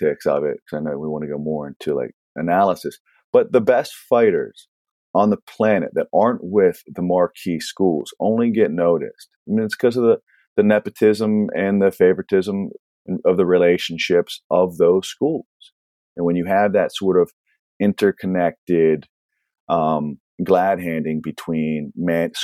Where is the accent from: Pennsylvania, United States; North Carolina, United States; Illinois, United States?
Pennsylvania, United States; Pittsburgh; also born or lived in Philadelphia; now in California, United States; I'm in California now. But before, when I was in, I grew up in Pittsburgh, in the greater Pittsburgh area. And then I lived in Philadelphia for 7 years